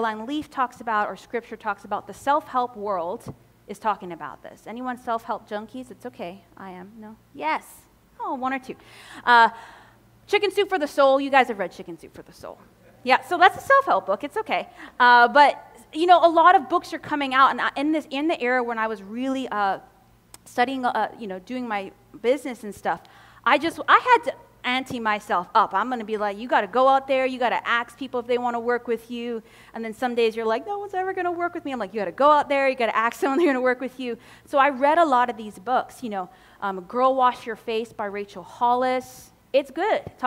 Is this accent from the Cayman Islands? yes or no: yes; Cayman Islands; I'm from the Cayman Islands in the Caribbean, where hurricanes hit often in the Caribbean